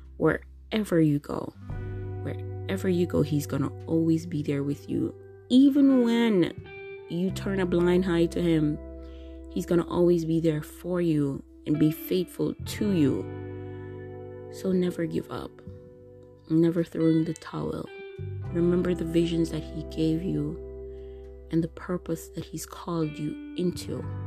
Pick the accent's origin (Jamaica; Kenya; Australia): Jamaica; moved away as an adult; now in Japan; I recently moved to Japan, the country that I'm living in now, coming from Jamaica my home country